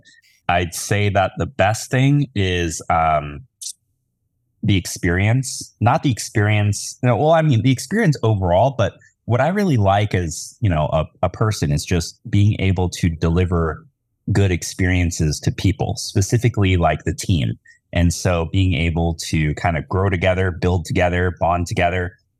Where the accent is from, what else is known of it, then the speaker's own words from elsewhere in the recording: Tennessee, United States; I grew up in Tennessee.